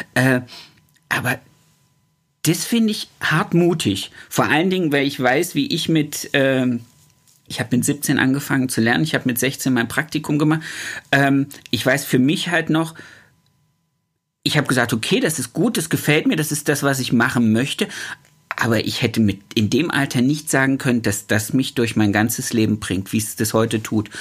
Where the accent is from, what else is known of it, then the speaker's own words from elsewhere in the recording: Thuringia, Germany; now in Baden-Württemberg, Germany; Ich komme ja aus Thüringen und meine Frau aus Sachsen-Anhalt.